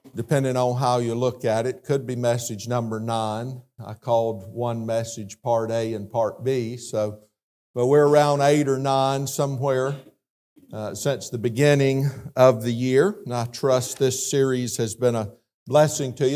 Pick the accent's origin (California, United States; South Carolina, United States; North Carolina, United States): South Carolina, United States; moved away; being from South Carolina, you know how many times my accent has been mimicked over the last twenty-five years